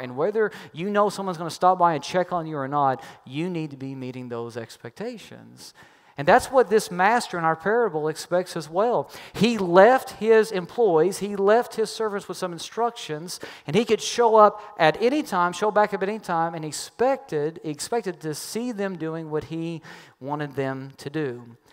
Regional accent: Kentucky, United States; I'm from Kentucky

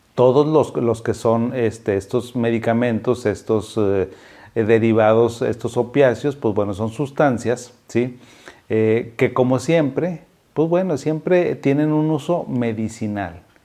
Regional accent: Mexico; now in Monterrey, Mexico; soy mexicano

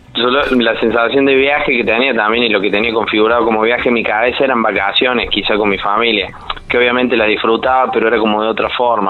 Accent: Córdoba, Argentina; como buen cordobés, bastante sociable he salido

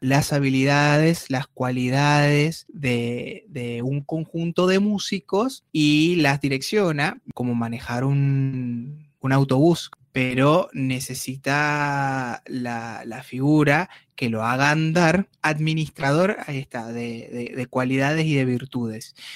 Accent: Turmero, Aragua, Venezuela; moved away as an adult; now in Comodoro Rivadavia, Argentina; yo soy de una ciudad de Venezuela llamada Maracay, ah, específicamente de un pueblo llamado Turmero, que está en el estado de Aragua

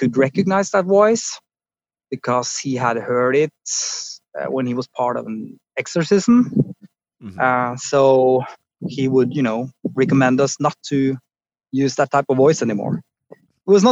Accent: Oslo, Norway; I grew up just outside Oslo

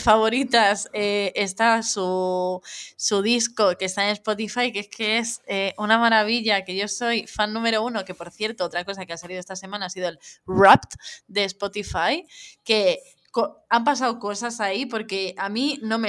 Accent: Madrid, Community of Madrid, Spain; now in Barcelona, Spain; y ahora que vivo en Barcelona y tal, el, soy de Madrid

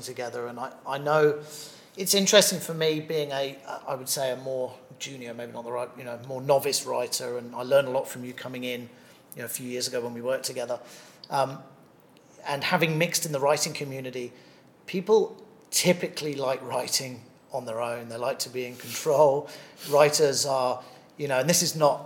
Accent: England, United Kingdom; now in Thailand; being English originally

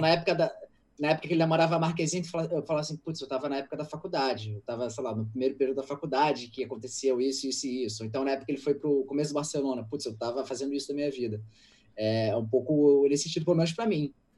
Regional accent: Rio de Janeiro, Brazil; eu sou do Andaraí, eu moro no Andaraí até hoje

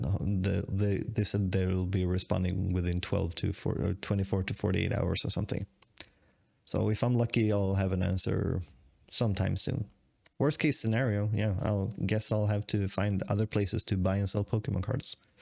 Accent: Sweden; moved away as an adult; also born or lived in Tokyo, Japan; I'm the Swedish guy

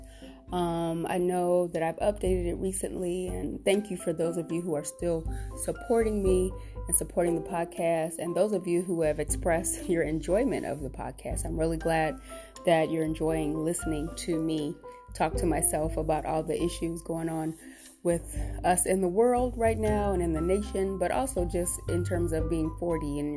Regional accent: Cleveland, Ohio, United States; I grew up in Cleveland.

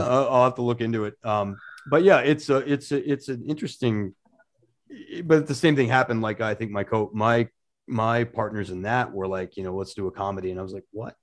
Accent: Portland, Maine, United States; my hometown of Portland, Maine

